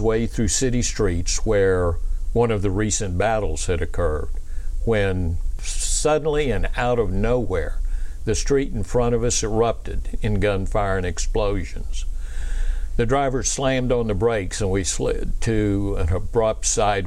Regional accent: Pensacola, Florida, United States; I was raised in Pensacola, Florida

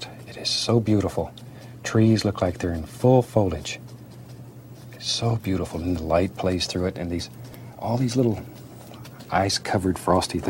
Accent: Florida, United States; moved away as an adult; also born or lived in Alaska; I was born and raised in Florida, and I was almost 20 years old before I ever saw snow

